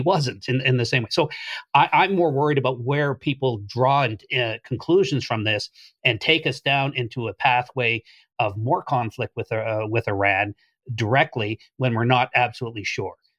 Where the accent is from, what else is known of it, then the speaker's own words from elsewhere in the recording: Canada; any Canadian of my age